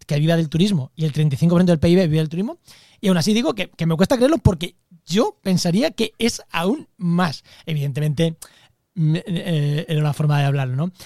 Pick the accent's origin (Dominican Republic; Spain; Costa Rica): Spain; Castilla-La Mancha; now in Cádiz, Spain; mi pueblo, a, mi llanura manchega